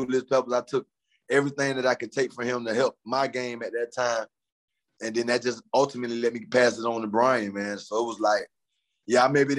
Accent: Florida, United States; Me and John Beeson from the same neighborhood. We're from Florida

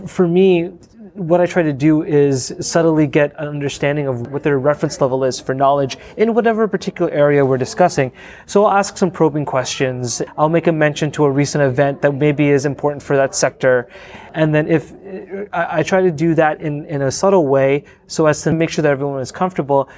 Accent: Windsor, Ontario, Canada; I grew up in Windsor, Ontario.

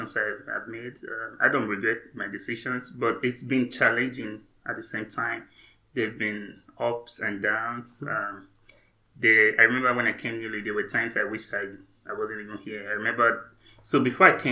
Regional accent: Nigeria; moved away as an adult; also born or lived in England / Canada; now in United States; I'm from Nigeria, right? I was born, went up to undergrad in Nigeria

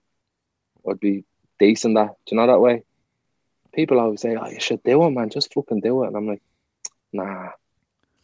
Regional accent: Dublin, Leinster, Ireland; I'm from Finglas. I grew up joyriding cars

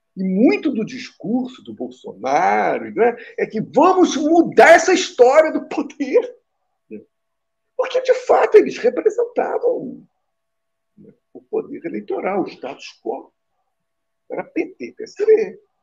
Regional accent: Rio de Janeiro, Brazil; Eu sou carioca

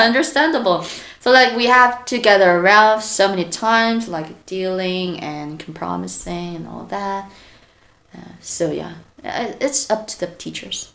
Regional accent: South Korea; I'm from South Korea

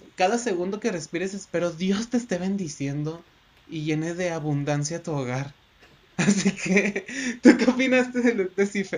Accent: Mexico; Aquí en nuestro México querido adorado

